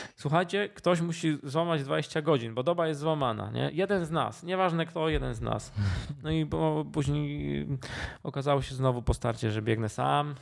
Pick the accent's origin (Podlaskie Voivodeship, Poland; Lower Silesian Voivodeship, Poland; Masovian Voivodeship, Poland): Lower Silesian Voivodeship, Poland; Duszniki-Zdrój; also born or lived in Kłodzko; pochodzę z Dusznik Zdroju. Może nie urodziłem się w Dusznikach, dlatego że w, w tym okresie, kiedy ja się rodziłem, był zamknięty e, oddział położniczy, więc się urodziłem w Kłodzku. Ale mieszkałem od urodzenia w Dusznikach